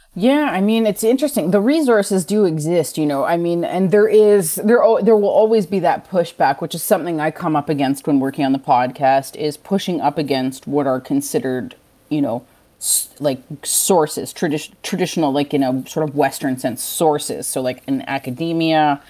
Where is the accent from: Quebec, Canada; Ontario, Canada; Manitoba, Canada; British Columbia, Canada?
Ontario, Canada; Six Nations Reserve; now in Montreal, Canada; I'm from Six Nations Reserve